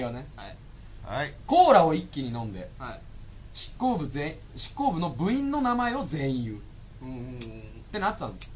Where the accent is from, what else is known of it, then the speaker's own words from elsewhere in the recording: Niigata, Japan; 僕の地元一緒